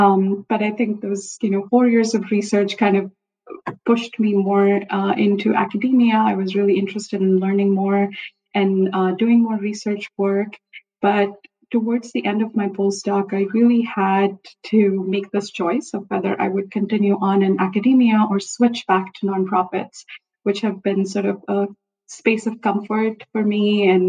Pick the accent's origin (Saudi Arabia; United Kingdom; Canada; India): India; Delhi; moved away; So I am from India and I grew up in Delhi, which is often in the news these days for being one of the most polluted cities around the world.